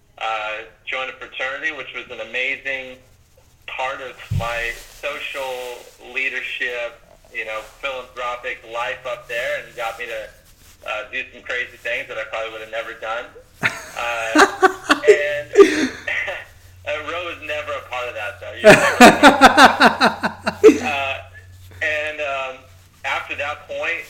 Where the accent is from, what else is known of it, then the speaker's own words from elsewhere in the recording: Coto de Caza, California, United States; also born or lived in San Jose, California / Tempe, Arizona; I grew up in Orange County, California, and I was in a small town called Cotter de Caza.